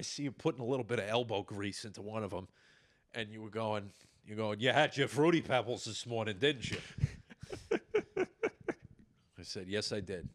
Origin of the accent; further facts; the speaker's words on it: Long Island, New York, United States; moved away as an adult; growing up on Long Island, you are not supposed to go anywhere near the water